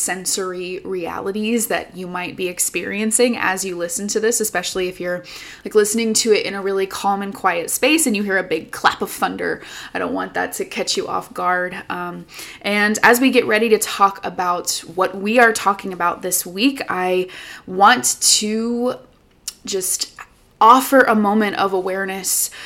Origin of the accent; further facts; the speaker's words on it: United States; an American woman